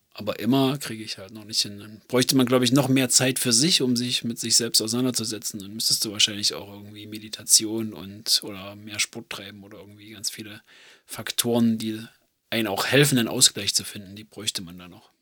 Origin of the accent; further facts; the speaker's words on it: Germany; bei uns in Deutschland